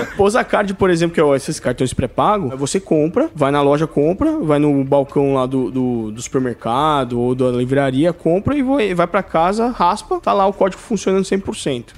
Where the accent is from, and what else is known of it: Brazil